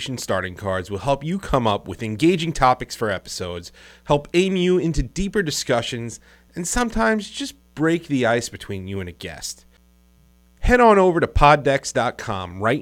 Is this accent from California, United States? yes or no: no; New York, United States; we're from New York